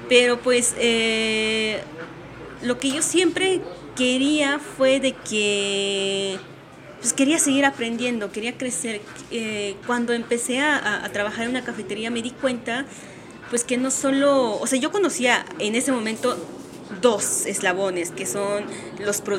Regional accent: Oaxaca, Mexico; moved away as an adult; now in Mexico City, Mexico; nací eh, en el estado de Oaxaca eh, y viví ahí hasta los 19 años y ya antes de cumplir 20, eh, pues me mudé a la Ciudad de México

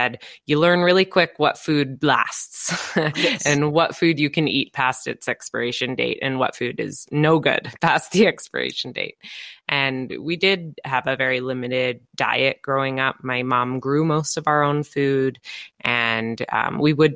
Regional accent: Lasqueti Island, British Columbia, Canada; moved away; I grew up on Laskiti Island. It's very off the grid, about maybe 300 people

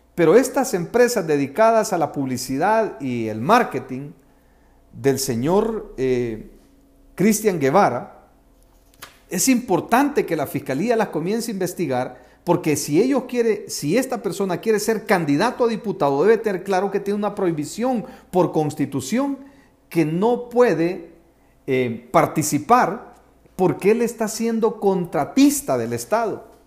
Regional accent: El Salvador; mi país, El Salvador

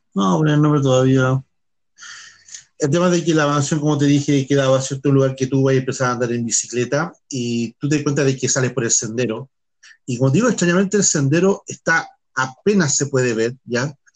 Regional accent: Chile; En Chile, que estamos al

